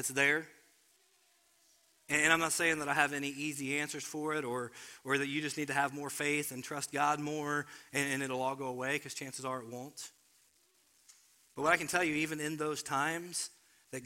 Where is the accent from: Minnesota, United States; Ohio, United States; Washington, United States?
Ohio, United States; Cincinnati; I grew up in Cincinnati